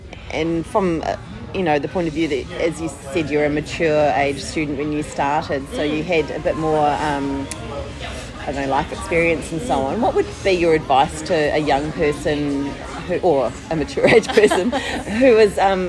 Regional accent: New Zealand; accent: New Zealand; with my New Zealand accent

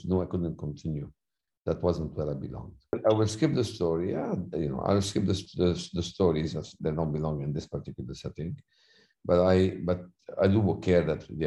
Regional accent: Lebanon; accent: thick accent; moved away as an adult; also born or lived in United States; now in Beirut, Lebanon; my hometown, which was the second largest town in Lebanon of Christians, was slaughtered

